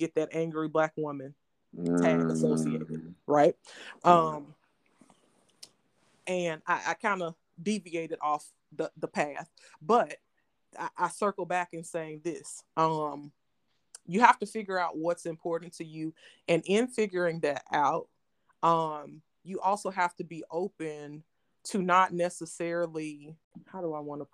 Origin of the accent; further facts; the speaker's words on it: Louisiana, United States; moved away; also born or lived in New Orleans / Cleveland; I'm from Louisiana, but no, I'm not from New Orleans